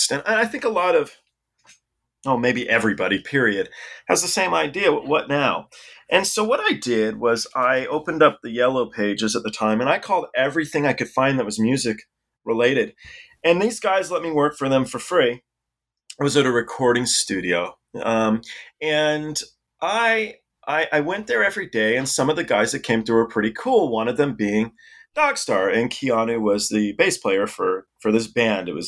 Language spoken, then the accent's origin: English; England, United Kingdom; born there